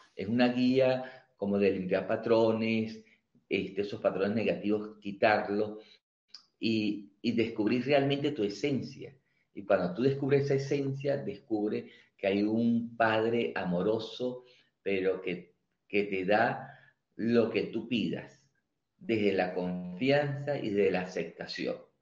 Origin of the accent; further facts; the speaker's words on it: Venezuela; moved away as an adult; now in Mendoza, Argentina; nosotros los venezolanos